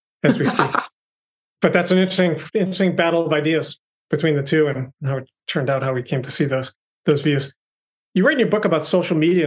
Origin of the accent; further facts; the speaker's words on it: Boston, Massachusetts, United States; I grew up in the Boston area